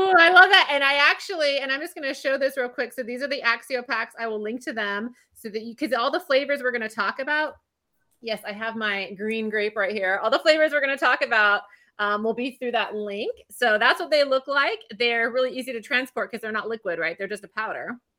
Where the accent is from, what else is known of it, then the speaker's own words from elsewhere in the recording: California, United States; also born or lived in England; growing up in California, I had sun all the time until I was in England